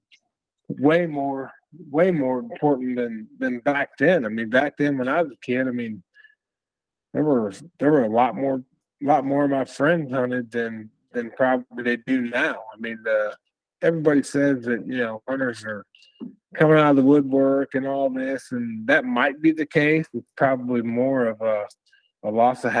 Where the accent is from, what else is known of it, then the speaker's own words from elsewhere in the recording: Western Illinois, United States; I grew up in Western Illinois, outside the Quad Cities, which is about, it's basically the other side of the state from Chicago